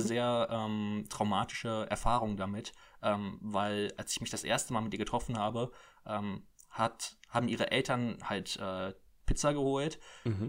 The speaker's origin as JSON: {"language": "German", "town": "Cologne", "region": "North Rhine-Westphalia", "country": "Germany", "said": "ich bin ja Kölner"}